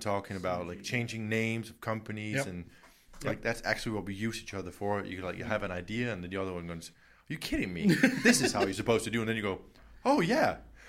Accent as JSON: {"language": "English", "town": "Horsens", "region": "Central Denmark Region", "country": "Denmark", "accent": "American", "said": "I'm from originally a tiny town, same size as this, where we're in Kolding. Yeah. It's called Horsens."}